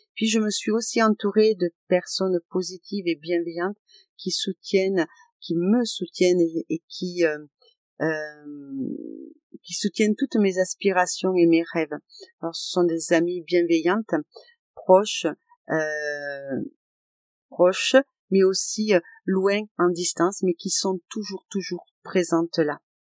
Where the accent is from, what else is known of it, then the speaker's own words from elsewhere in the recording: Aveyron, Occitania, France; je suis de l'Aveyron